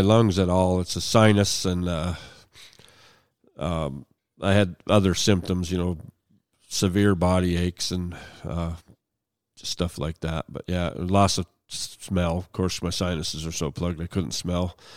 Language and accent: English; Hermitage, Pennsylvania, United States; moved away as an adult; also born or lived in Sharon, Pennsylvania; now in Lincoln, Montana, United States; I was born in western Pennsylvania, uh, uh, born in Sharon, but I was actually from a small town Hickory, Pennsylvania. It's now renamed to Hermitage, but, yeah, I still have family there, and, uh, I, I grew up, finished high school there